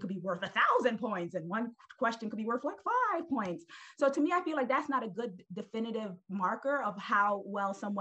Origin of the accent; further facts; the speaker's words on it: New York City, New York, United States; I'm originally from Brooklyn. I'm from Brooklyn, New York.